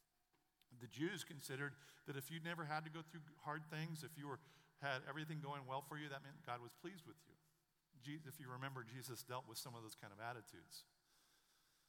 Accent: Western Oregon, United States; I grew up in Western Oregon.

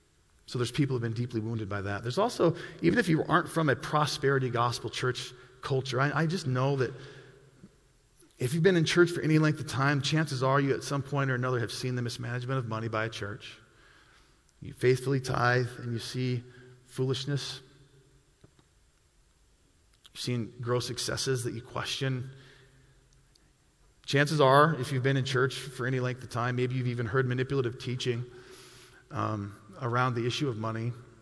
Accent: Milwaukee, Wisconsin, United States; I came from Milwaukee, Wisconsin, and in Milwaukee, it's a large city

